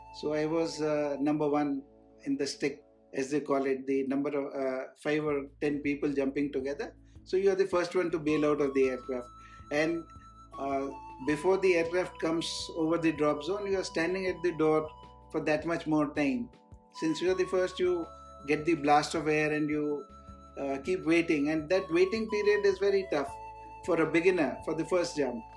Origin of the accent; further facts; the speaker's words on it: Ujjain, Madhya Pradesh, India; also born or lived in Rewa, Madhya Pradesh; I was born in Ujjain, Madhya Pradesh